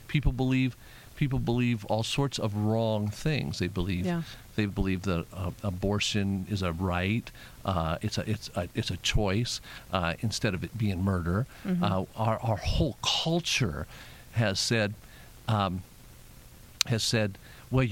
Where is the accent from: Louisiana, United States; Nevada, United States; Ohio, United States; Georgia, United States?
Nevada, United States; Las Vegas; I was born and raised in Las Vegas